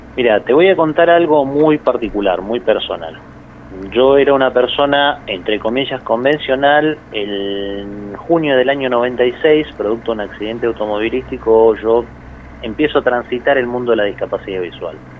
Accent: Puerto San Julián, Santa Cruz, Argentina; yo soy de Puerto San Julián

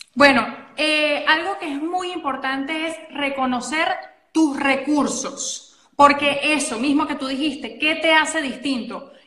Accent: Venezuela; soy venezolana, que tengo acento

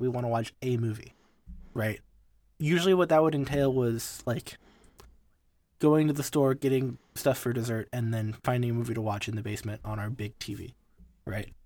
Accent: United States; I'm an American, and I'm used to the way American restaurants are

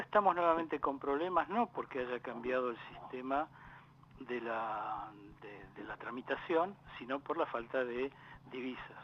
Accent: Lomas de Zamora, Buenos Aires Province, Argentina; also born or lived in Valentín Alcina; Y después de allí nos trasladamos al partido de Lomas de Zamora, donde mi viejo, como buen inmigrante, se compró su terrenito y se hizo su casa

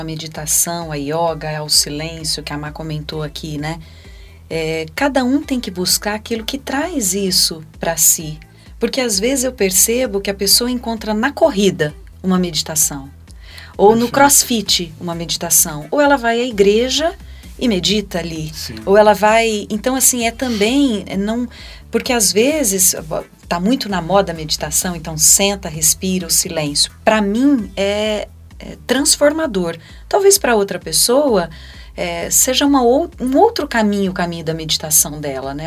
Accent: Ribeirão Preto, São Paulo, Brazil; moved away; Ribeirão Preto é a cidade onde eu nasci, onde eu tenho minha raiz

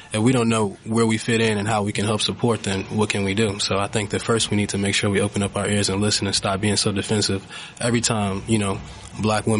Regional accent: Appomattox County, Virginia, United States; moved away as an adult; now in New York City, United States; I'm originally from Appomattox County, Virginia. Very, very small town, pretty country, four stoplights

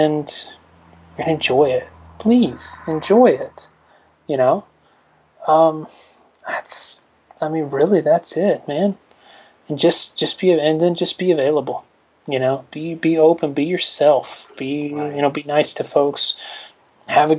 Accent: Newnan, Georgia, United States; my hometown of Noonan

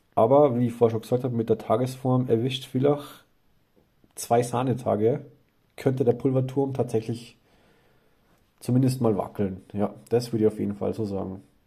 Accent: Landshut, Bavaria, Germany; now in Austria; als gebürtiger Niederbayer, ich stamme ja eigentlich aus Landshut

